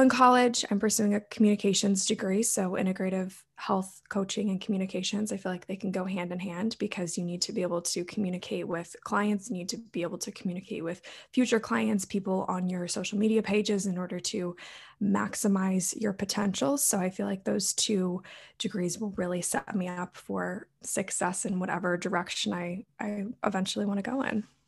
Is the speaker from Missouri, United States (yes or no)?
no; Maryland, United States; I'm from Maryland in the United States.